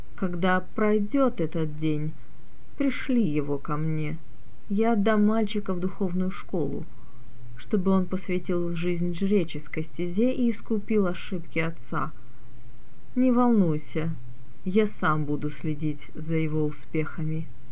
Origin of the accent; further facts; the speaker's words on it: Crimea, Ukraine; moved away; сама родом я из Крыма